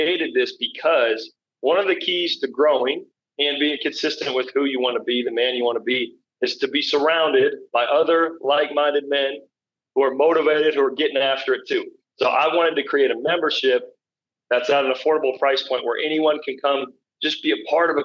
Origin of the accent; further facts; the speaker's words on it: Colorado, United States; here in my home state of Colorado. I'm born and raised here